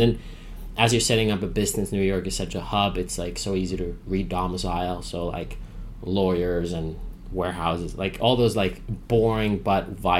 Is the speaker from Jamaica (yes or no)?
no; Finland; English is a second language; moved away; I grew up in Finland